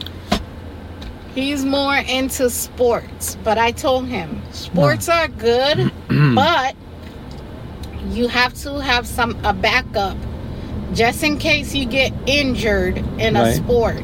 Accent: Haiti; moved away; I was born in Haiti

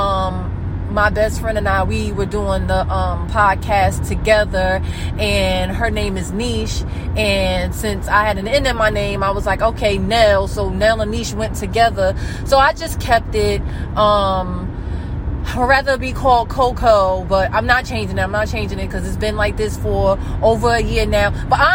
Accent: New Jersey, United States; I'm from New Jersey, so I'm from the United States. I'm from New Jersey

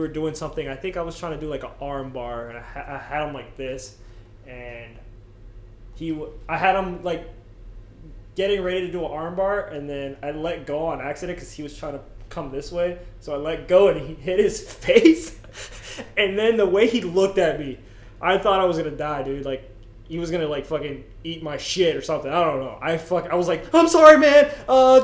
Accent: Clearwater, Florida, United States; moved away as an adult; now in Homer, United States; I'm from Clearwater, Florida

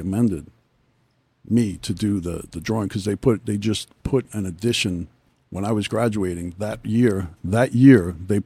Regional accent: Sayreville, New Jersey, United States; also born or lived in Brooklyn, New York / Staten Island, New York; I grew up in Sayreville

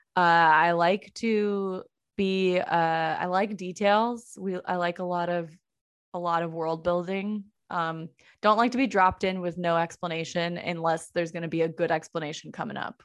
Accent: El Cerrito, California, United States; now in Portland, United States; I am from, uh, The San Francisco Bay Area, small town called El Cerrito

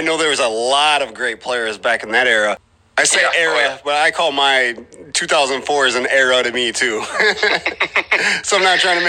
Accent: Mendota, Illinois, United States; I am from Mendota. I graduated in 2004.

